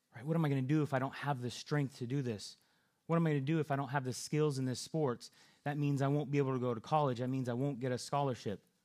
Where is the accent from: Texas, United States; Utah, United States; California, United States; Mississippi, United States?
California, United States; moved away; I'm from California, and so out there we have to look out for earthquakes